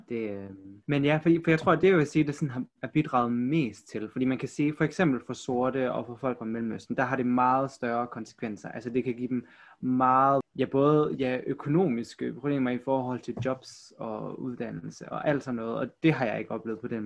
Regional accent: Aarhus, Central Denmark Region, Denmark; also born or lived in South Korea; Jeg er fra Aarhus

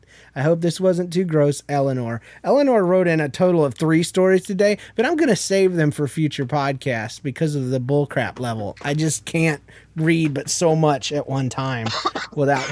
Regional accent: Jacksonville, Florida, United States; moved away; also born or lived in Yulee, Florida / Midwest; I was freshly transported from Jacksonville, which is a city, a north side of Jacksonville, which is the ghetto part of Jacksonville, to this area because my mom had recently married my stepdad

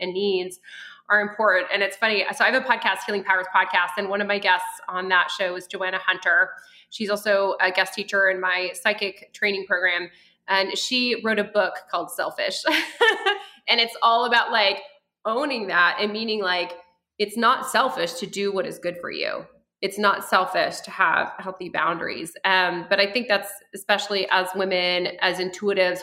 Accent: France; also born or lived in near Denver, Colorado, United States; now in Colorado, United States; I was born in France and we had an outhouse.

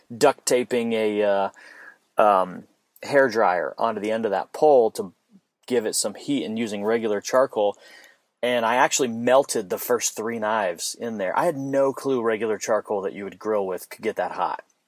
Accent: Phoenix, Arizona, United States; moved away; I'm from Phoenix, Arizona originally

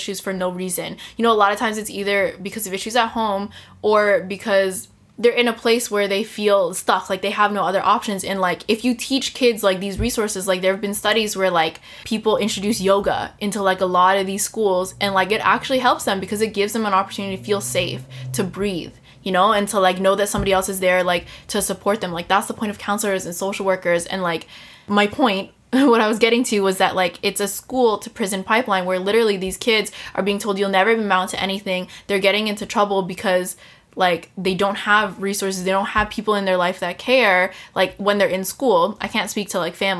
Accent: United States; as an American

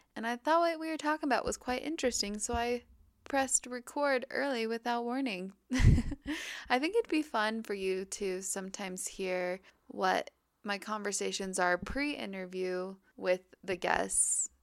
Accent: Park City, Utah, United States; moved away as an adult; now in Hawaii, United States; I grew up there in Park City, Utah my entire life

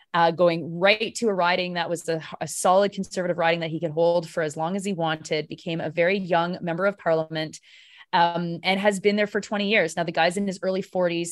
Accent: Canada; I'm such a Canadian

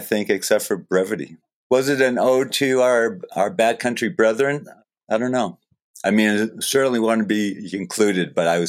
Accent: Falmouth, Maine, United States; Yeah, I grew up in Falmouth.

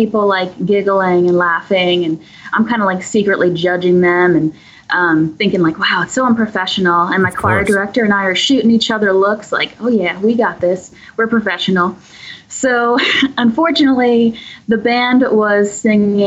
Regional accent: Elizabeth, New Jersey, United States; now in Ocean Township, United States; I grew up in North Jersey in Elizabeth, and now I'm living in Ocean Township, Asbury Park.

